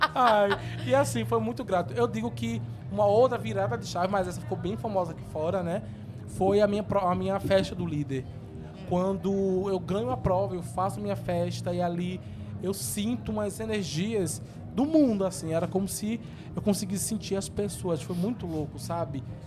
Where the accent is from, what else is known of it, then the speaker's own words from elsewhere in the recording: Jaboatão dos Guararapes, Pernambuco, Brazil; moved away as an adult; also born or lived in São Paulo / Rio de Janeiro; Nasci em Jaboatão dos Guararapes, 14 de julho de 91. E cresci lá em Jabotão também